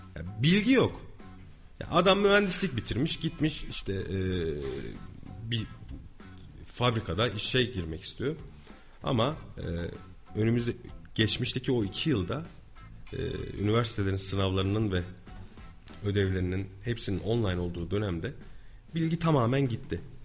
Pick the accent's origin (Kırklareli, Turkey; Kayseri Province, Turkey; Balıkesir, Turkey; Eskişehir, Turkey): Kayseri Province, Turkey; born or raised there